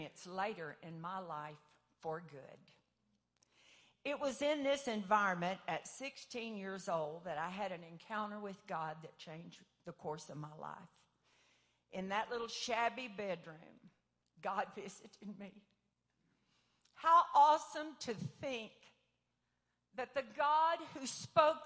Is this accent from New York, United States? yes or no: no; Paris, Texas, United States; I grew up 15 miles outside of Paris, Texas, at the end of a little gravel road